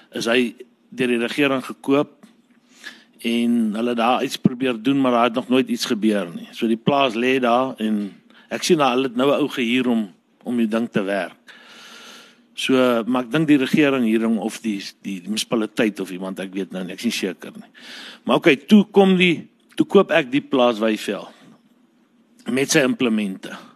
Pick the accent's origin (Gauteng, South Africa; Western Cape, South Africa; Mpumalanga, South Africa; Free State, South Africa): Free State, South Africa; Parys; ons het in Parys groot geword, eintlik hier by Douwer op 'n plaas